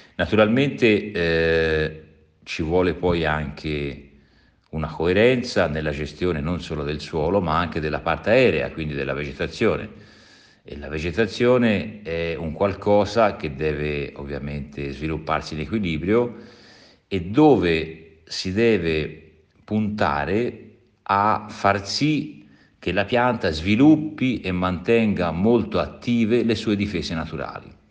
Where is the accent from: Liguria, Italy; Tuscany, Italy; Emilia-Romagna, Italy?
Tuscany, Italy; sono toscano